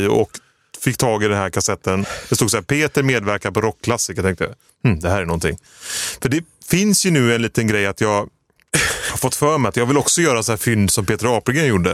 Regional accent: village neighbouring Ucklum, Västra Götaland, Sweden; grannbyn till där jag är uppvuxen

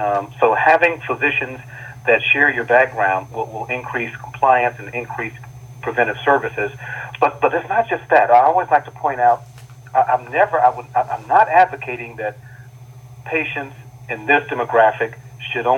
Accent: Dayton, Ohio, United States; my hometown of Dayton, Ohio

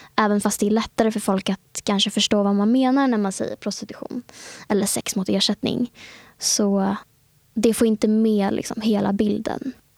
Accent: Stockholm, Stockholm County, Sweden; Jag, eh, är född och uppvuxen i innerstan i Stockholm. Bott i Stockholm hela mitt liv.

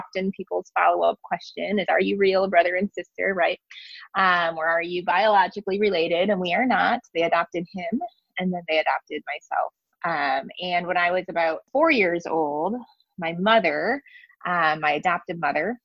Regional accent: West Michigan, United States; also born or lived in Daegu, South Korea; I grew up in West Michigan, which is a predominantly white community, and it is also predominantly Dutch

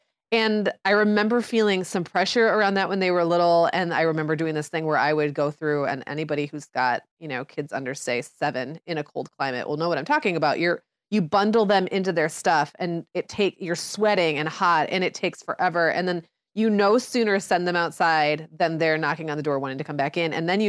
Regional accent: Michigan, United States; I grew up in the Upper Peninsula of Michigan where there was, you know, crazy amounts of snowfall, sub-zero temperatures all the time.

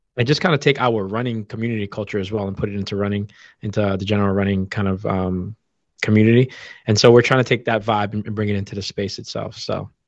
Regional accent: Boston, Massachusetts, United States; growing up in Boston

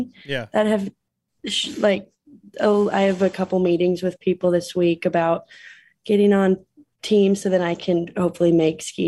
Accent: South Park, Colorado, United States; moved away as an adult; now in Utah, United States; from South Park, Colorado, originally, but I've lived in Utah

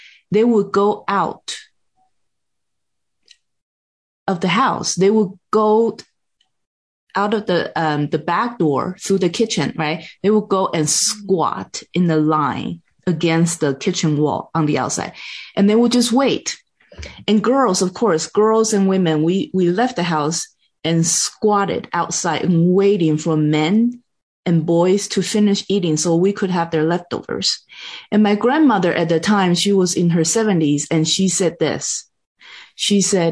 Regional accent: Taiwan; English is a second language; moved away as an adult; also born or lived in Texas, United States; now in United States; I grew up in Taiwan and in a Buddhist environment

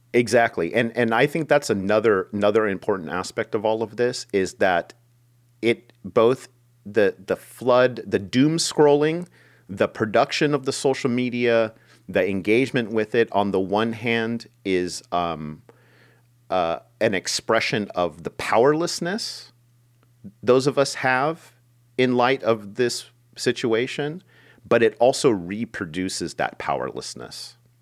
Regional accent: United States; for most of my life, living and growing up in America

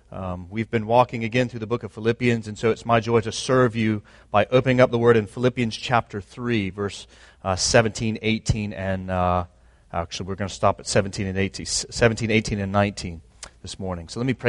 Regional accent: Jacksonville, Florida, United States; also born or lived in Nashville, Tennessee / Atlanta / Raleigh; I was born in Nashville, Tennessee. I grew up in Jacksonville, Florida. I was in the Atlanta area, Raleigh, and now here.

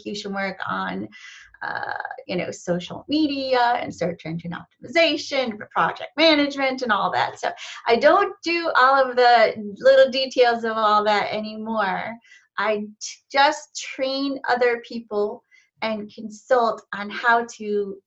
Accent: Cleveland, Ohio, United States; now in Charlotte, United States; I live in Charlotte, North Carolina, but I'm actually from Cleveland, Ohio

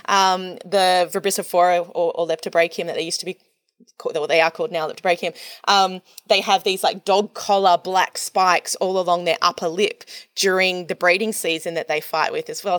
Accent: Australia; as an Australian

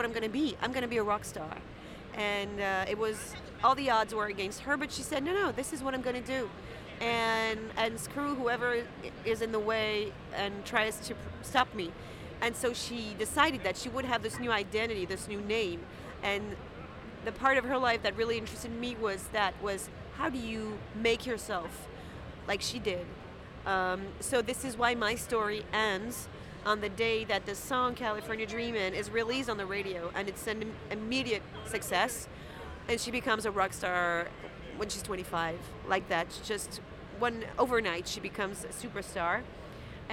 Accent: France; I come from France

